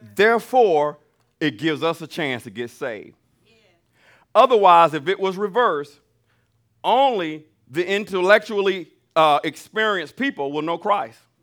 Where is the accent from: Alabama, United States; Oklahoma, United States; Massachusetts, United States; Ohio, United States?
Alabama, United States; I'm from Alabama